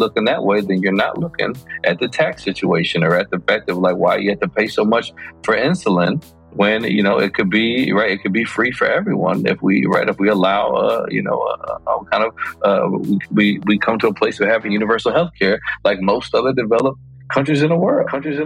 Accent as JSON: {"language": "English", "town": "Chicago", "region": "Illinois", "country": "United States", "tie": "born or raised there", "moved": "yes", "lives_now": "New York, United States", "said": "I was born and raised in Chicago"}